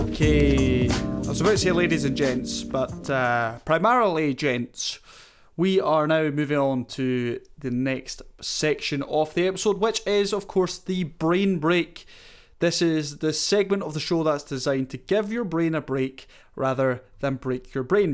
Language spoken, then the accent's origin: English; Scotland, United Kingdom; I'm Scottish